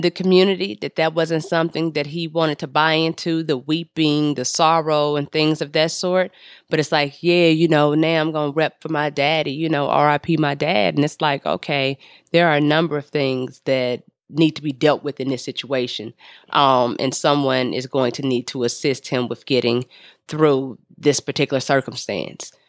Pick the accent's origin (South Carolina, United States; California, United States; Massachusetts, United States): California, United States; Los Angeles; I'm from the Crenshaw district